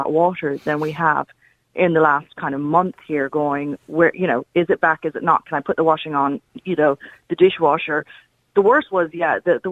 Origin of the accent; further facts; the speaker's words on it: India; now in Enfield, Ireland; I grew up in India